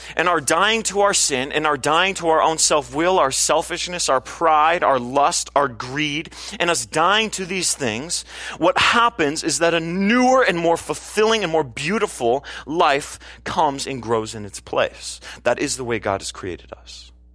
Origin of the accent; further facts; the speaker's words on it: California, United States; as a Californian